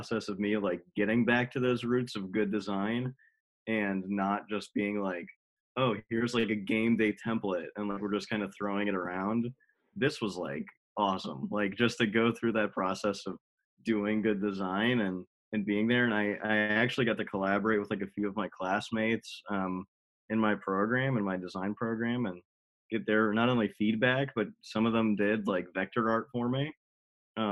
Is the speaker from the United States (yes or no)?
yes; Wilkes-Barre, Pennsylvania, United States; I grew up in Wilkes-Barre.